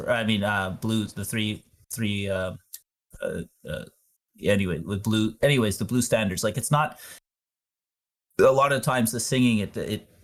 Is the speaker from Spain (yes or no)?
no; outside of Montreal, Quebec, Canada; I grew up outside of Montreal